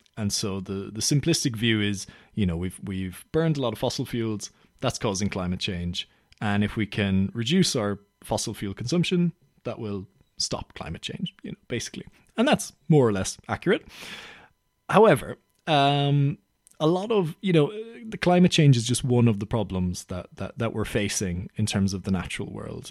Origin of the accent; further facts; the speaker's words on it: Ireland; now in London, United Kingdom; I'm from Ireland